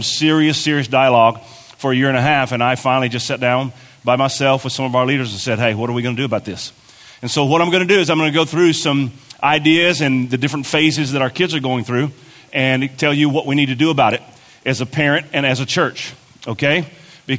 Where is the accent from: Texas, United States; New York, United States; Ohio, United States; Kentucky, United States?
Kentucky, United States; moved away; I'm from Kentucky